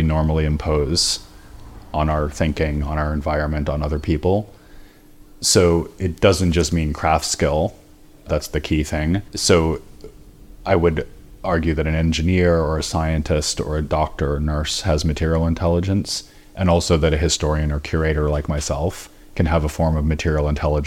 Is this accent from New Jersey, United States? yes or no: no; Stoneham, Massachusetts, United States; now in London, United Kingdom; I grew up north of Boston in a town called Stoneham.